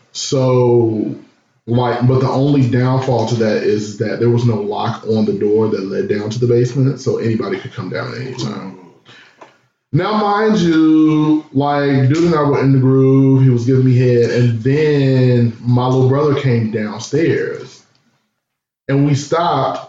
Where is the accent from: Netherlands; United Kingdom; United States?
United States; Chicago, Illinois; I grew up, born and raised in Chicago downtown